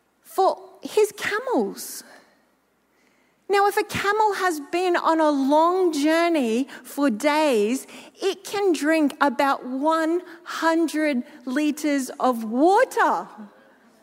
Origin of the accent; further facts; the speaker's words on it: Gympie, Queensland, Australia; moved away; my hometown of Gympie